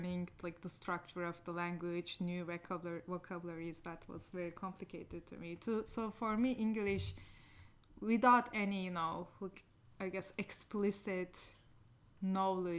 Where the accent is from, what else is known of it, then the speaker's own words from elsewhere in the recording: Niksar, Tokat, Turkey; English is a second language; moved away as an adult; also born or lived in Ankara, Turkey / California, United States; we moved to my hometown, Niksar